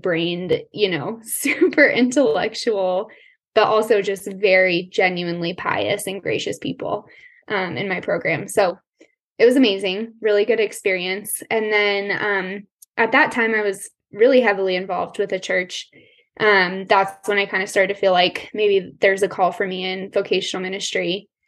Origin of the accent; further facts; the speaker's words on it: Colorado, United States; I was born and raised in Colorado. I'm still here